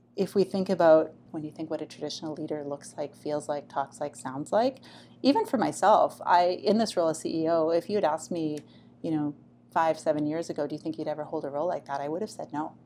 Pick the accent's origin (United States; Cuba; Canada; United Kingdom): Canada; also born or lived in Taiwan; come home to Canada